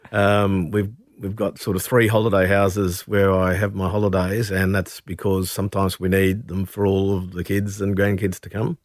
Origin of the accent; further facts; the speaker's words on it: Brisbane, Queensland, Australia; a young man growing up in Brisbane